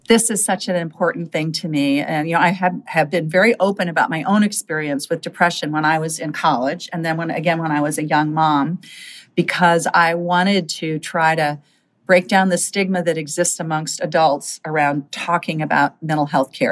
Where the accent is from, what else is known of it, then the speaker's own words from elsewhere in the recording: Minnesota, United States; my home state of Minnesota